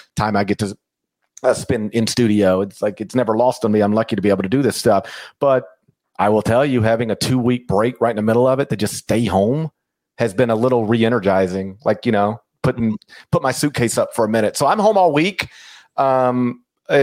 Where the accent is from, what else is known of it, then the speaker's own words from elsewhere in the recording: Mississippi, United States; I also am from Mississippi